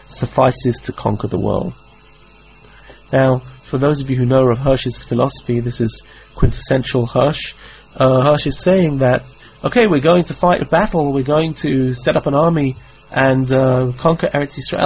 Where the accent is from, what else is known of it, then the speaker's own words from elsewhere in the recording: England, United Kingdom; I grew up in England